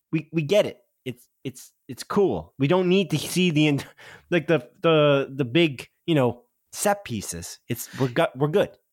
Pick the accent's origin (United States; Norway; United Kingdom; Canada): Canada; because we're Canadian